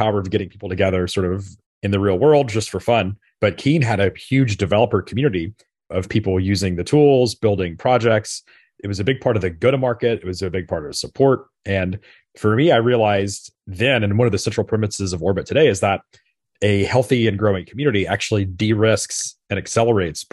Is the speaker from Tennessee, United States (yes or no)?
yes; Memphis, Tennessee, United States; this was in Memphis, Tennessee, my hometown.